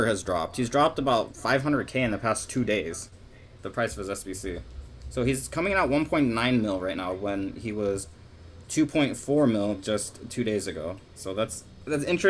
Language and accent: English; United States; we're American